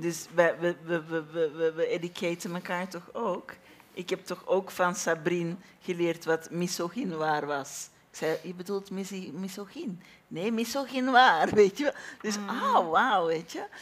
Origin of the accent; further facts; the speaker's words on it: Belgium; ons vaderland in België